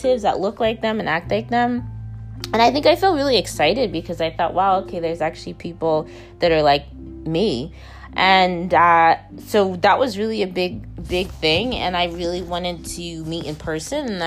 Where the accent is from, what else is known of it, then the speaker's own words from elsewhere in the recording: Dallas, Texas, United States; I was born in Dallas, Texas in the late 1980s